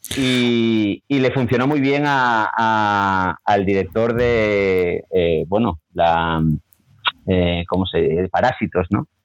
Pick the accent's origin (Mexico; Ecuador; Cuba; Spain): Spain; A Coruña, Galicia; moved away as an adult; now in Córdoba, Spain; Echo de menos mi tierra, Coruña, Galicia entera